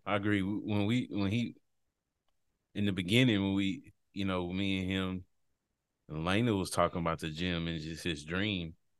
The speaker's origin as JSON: {"language": "English", "region": "Texas", "country": "United States", "tie": "born or raised there", "also_born_or_lived": "Washington, D.C.", "moved": "as an adult", "said": "my home state of Texas. Glad to be home"}